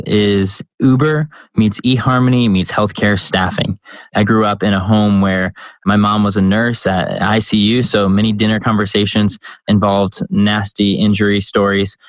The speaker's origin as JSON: {"language": "English", "town": "Chicago", "region": "Illinois", "country": "United States", "tie": "born or raised there", "moved": "yes", "lives_now": "North Carolina, United States", "said": "I grew up in Chicago"}